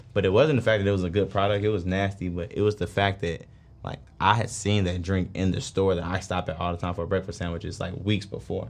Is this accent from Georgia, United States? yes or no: yes; Atlanta, Georgia, United States; I'm from Atlanta, born and raised